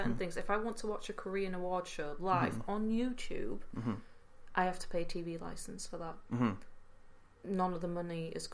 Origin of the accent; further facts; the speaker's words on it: Netherlands; now in United Kingdom; I grew up in Holland